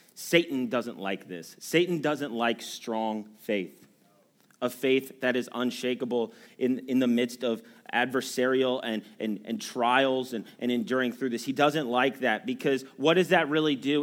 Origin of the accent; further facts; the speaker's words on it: United States; as Americans